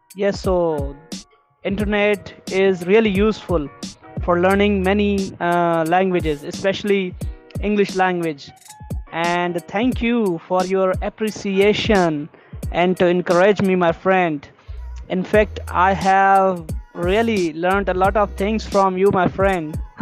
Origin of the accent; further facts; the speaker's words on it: Pakistan; first language Sindhi; English is a second language; I'm from Pakistan, a South Asian country